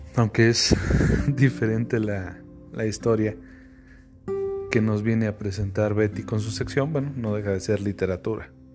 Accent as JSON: {"language": "Spanish", "country": "Mexico", "said": "ese orgullo, de decir que somos mexicanos"}